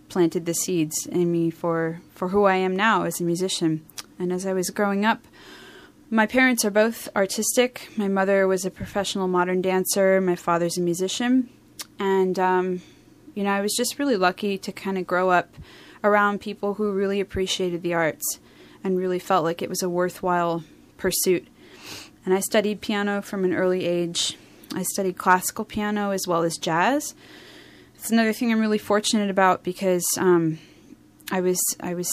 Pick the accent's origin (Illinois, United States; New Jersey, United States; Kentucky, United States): New Jersey, United States; moved away; also born or lived in Philadelphia, Pennsylvania; the first part of my childhood, I lived in South Jersey